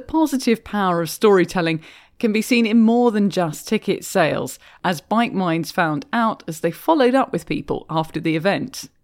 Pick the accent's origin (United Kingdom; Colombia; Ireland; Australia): United Kingdom; moved away as an adult; now in Canada; As a Brit who's been doing a lot more cycling in Canada than I did in my home country